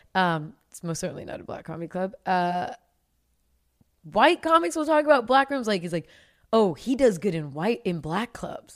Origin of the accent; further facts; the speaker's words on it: the Bay Area, California, United States; I'm from the Bay